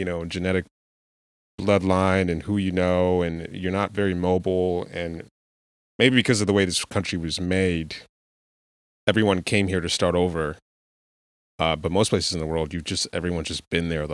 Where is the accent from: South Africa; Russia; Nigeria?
Nigeria; now in United States; growing up in Africa or Nigeria